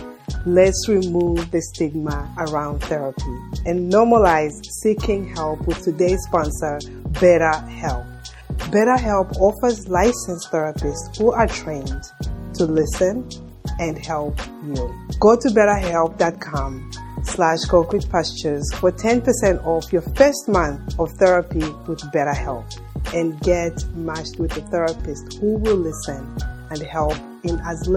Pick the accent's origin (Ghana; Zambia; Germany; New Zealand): Zambia; moved away as an adult; Zambia, my home country